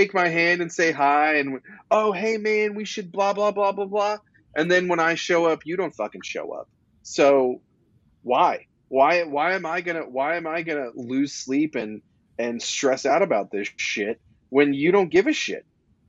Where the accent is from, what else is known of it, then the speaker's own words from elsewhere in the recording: West Coast, United States; moved away as an adult; now in Louisville, United States; I'm not from here. I'm from the West Coast